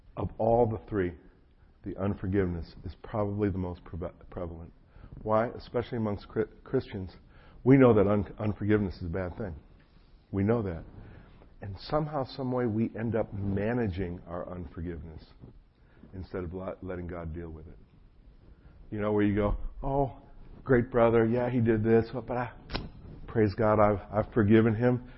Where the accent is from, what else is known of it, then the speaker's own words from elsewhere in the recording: New Jersey, United States; moved away as an adult; also born or lived in Chapel Hill, North Carolina; I was raised in New Jersey.